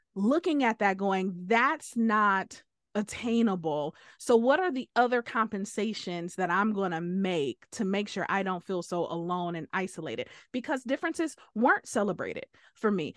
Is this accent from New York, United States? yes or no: no; Detroit, Michigan, United States; we came from Detroit